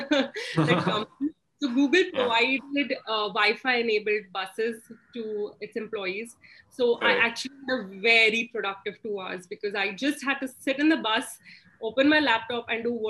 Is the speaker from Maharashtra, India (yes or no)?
yes; Pune, Maharashtra, India; I grew up in Maharashtra. So I could call myself a Maharashtrian at heart. And growing up in Pune was very interesting